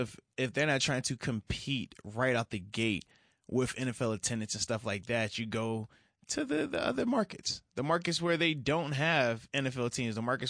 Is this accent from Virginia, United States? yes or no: yes; Virginia Beach, Virginia, United States; also born or lived in New York; being that I'm from the Virginia Beach area